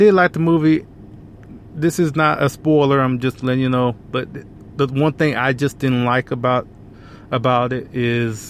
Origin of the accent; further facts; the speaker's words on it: Alabama, United States; moved away as an adult; now in Texas, United States; I was born and raised in Alabama. Now, I currently live in Texas now, but, you know, most of my childhood was in Alabama